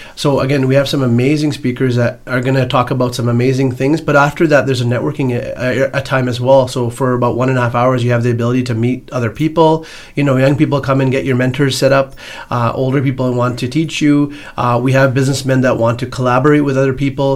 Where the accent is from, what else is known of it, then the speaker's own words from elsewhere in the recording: Edmonton, Alberta, Canada; born and raised in Edmonton, Alberta